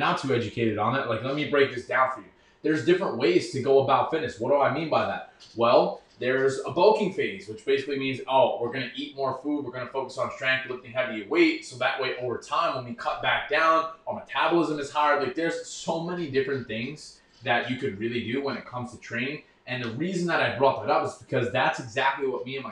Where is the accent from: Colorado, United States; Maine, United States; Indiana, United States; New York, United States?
New York, United States; I grew up in New York